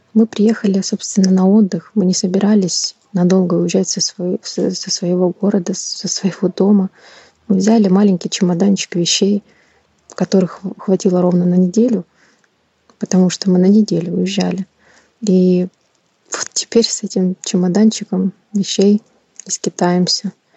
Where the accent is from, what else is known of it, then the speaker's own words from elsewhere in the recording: Kyiv, Ukraine; also born or lived in Crimea; Я коренная украинка. Мне 35 лет. Родилась в прекрасном городе, столице Украины, Киев.